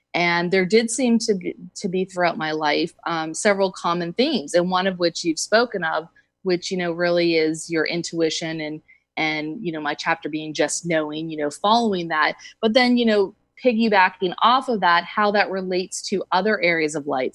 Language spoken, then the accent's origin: English; East Coast, United States; moved away as an adult; also born or lived in Southern California; now in California, United States; I grew up on the East Coast and I've been in California though for probably about 19 years